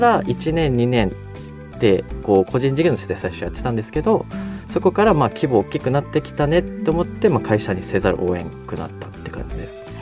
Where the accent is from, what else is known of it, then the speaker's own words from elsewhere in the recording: Tomakomai, Hokkaido, Japan; moved away; also born or lived in Sapporo / Tokyo; 僕は地元苫小牧にいて札幌に行って東京に行った